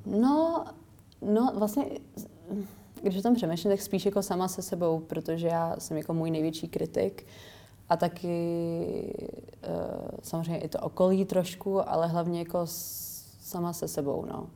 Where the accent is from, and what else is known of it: Czechia; moved away as an adult; also born or lived in England